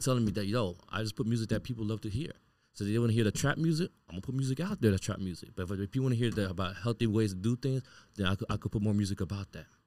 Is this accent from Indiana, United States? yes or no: no; Miami, Florida, United States; I grew up born and raised in Miami